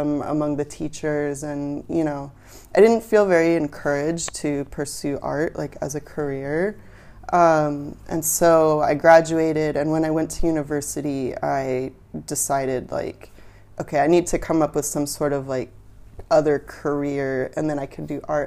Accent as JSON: {"language": "English", "town": "Portland", "region": "Oregon", "country": "United States", "tie": "born or raised there", "also_born_or_lived": "California", "moved": "as an adult", "lives_now": "Vietnam", "said": "I lived in Portland, Oregon, when I was growing up"}